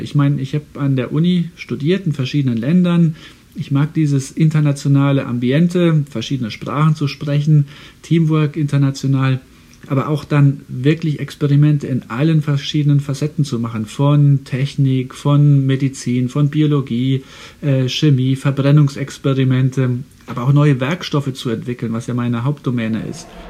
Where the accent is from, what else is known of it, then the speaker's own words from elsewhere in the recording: Saarland, Germany; now in Houston, United States; ich komme ja aus dem Saarland und das Saarland war, als ich ein kleiner Junge war, ein Tieffluggebiet